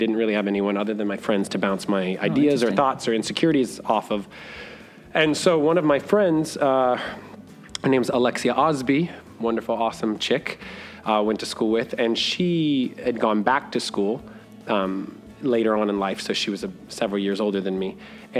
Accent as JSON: {"language": "English", "town": "Miami", "region": "Florida", "country": "United States", "tie": "born or raised there", "said": "I was born and raised in Miami, Florida. I've been in Orlando since 2004."}